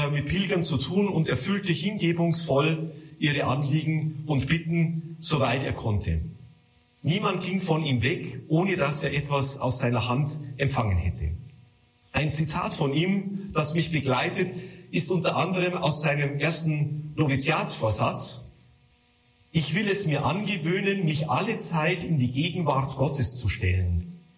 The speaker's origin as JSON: {"language": "German", "town": "Altötting", "region": "Bavaria", "country": "Germany", "said": "ich komme aus dem Gnadenort Altötzing."}